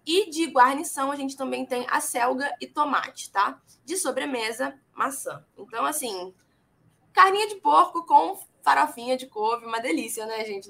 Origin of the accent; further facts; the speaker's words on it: Niterói, Rio de Janeiro, Brazil; eu sou de Niterói